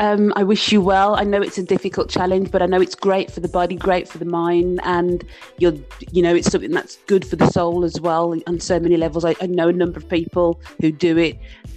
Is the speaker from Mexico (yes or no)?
no; Birmingham, West Midlands, United Kingdom; I'm from Birmingham in the UK, and there's a big Asian community, in particular a big Muslim community in Birmingham.